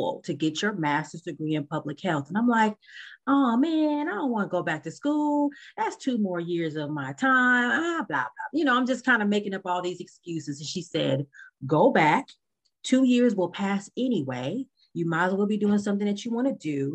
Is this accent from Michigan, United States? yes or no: no; Los Angeles, California, United States; I am from Los Angeles, California